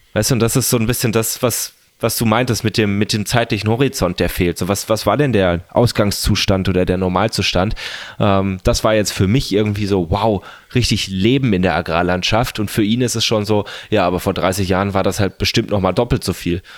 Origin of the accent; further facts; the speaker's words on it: home district near Freiburg, Baden-Württemberg, Germany; also born or lived in Lake Constance / Tübingen; hier in meinem Heimat, ähm, Landkreis und Freiburg